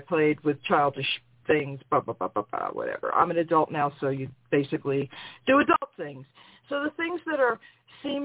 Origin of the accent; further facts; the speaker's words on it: New York, United States; I'm from New York